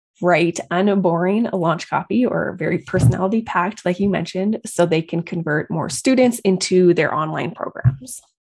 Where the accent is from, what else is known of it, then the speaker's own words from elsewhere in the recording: Calgary, Alberta, Canada; I'm from Calgary, Alberta, Canada.